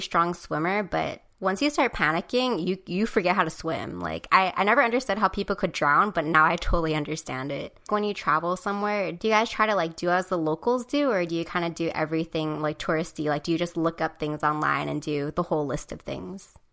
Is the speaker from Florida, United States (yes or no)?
no; Hawaii, United States; growing up in Hawaii